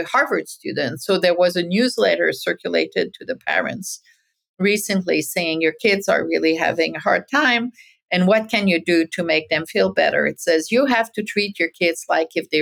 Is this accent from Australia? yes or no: no; Francophone world, Quebec, Canada; moved away as an adult; also born or lived in Paris, France; now in United States; I grew up in the Francophone world